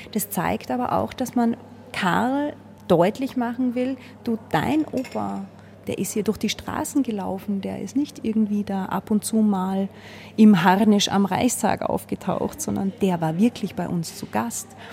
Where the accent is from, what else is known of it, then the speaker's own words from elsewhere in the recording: Austria; als Österreicher läuft man durch die Welt